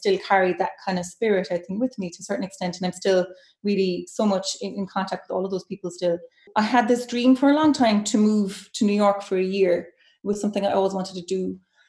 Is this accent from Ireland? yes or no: yes; Cork, Munster, Ireland; moved away as an adult; also born or lived in Dublin; now in Glasgow, United Kingdom; I moved to Dublin from Cork after my undergrad to do my master's there